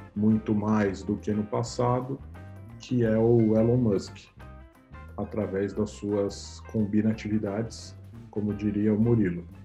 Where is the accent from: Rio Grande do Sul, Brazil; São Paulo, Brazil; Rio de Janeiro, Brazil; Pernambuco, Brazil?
São Paulo, Brazil; Eu nasci em São Paulo, capital, na Avenida Paulista, num hospital chamado Santa Catarina.